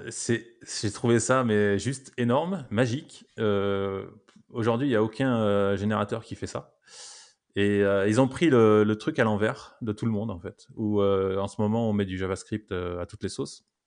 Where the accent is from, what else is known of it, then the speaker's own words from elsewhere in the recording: France; on est français